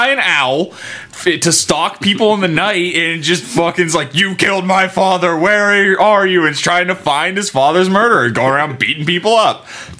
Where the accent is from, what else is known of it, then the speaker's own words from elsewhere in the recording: Pennsylvania, United States; We're from Pennsylvania, though.